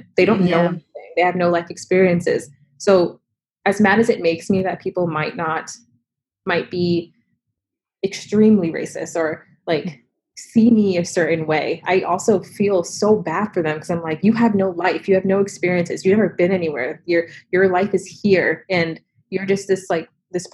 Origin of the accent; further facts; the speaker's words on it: Revere, Massachusetts, United States; I'm from Revere. Mm-hmm. I was raised there